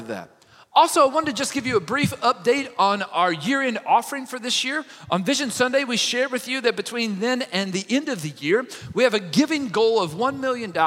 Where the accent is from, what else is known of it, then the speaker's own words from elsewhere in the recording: Kentucky, United States; I'm from Kentucky